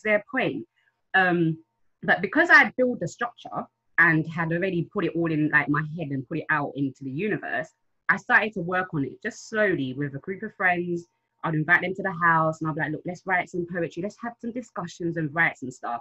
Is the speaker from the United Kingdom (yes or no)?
yes; London, United Kingdom; also born or lived in Kampala, Uganda; I'm from South London. I was in Africa, I left there a long time ago. I'm from Southeast